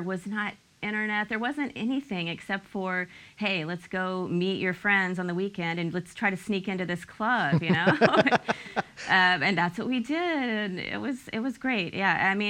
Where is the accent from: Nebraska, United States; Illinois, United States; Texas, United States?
Texas, United States; Houston; also born or lived in Montana; I grew up in Houston. I grew up partly in Montana. So I have a really varied background. Outside of Billings, Montana.